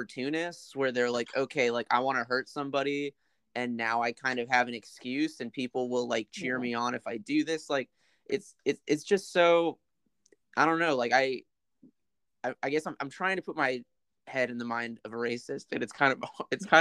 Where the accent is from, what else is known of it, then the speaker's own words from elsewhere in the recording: United States; moved away as an adult; now in Shanghai, China; I'm American.